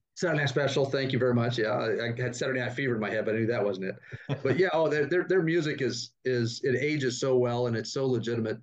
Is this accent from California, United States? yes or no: yes; Sacramento, California, United States; moved away as an adult; now in Austin, United States; I grew up in Northern California outside Sacramento